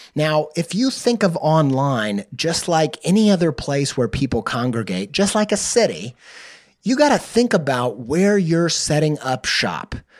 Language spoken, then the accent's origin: English; the Midwest Bible Belt, United States; I grew up in the in the Midwest Bible Belt